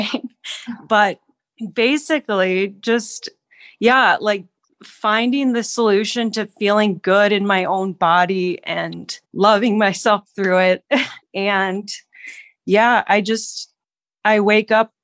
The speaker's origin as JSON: {"language": "English", "region": "Minnesota", "country": "United States", "moved": "yes", "lives_now": "Denver, United States", "said": "I am living in Denver, Colorado right now. I'm originally from Minnesota"}